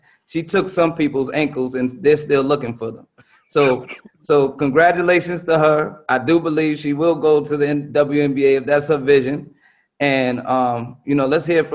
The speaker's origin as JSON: {"language": "English", "town": "Carbondale", "region": "Illinois", "country": "United States", "tie": "born or raised there", "also_born_or_lived": "Chicago", "said": "I was born in Carbondale, Illinois"}